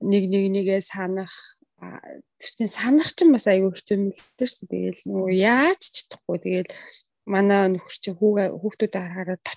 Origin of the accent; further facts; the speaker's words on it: Mongolia; moved away as an adult; now in Australia; Мэдээж төрсөн нутаг, өссөн нутаг, эзэн амнаа олохлоор манай Монгол минь бол сайхан байлгүй яах вэ?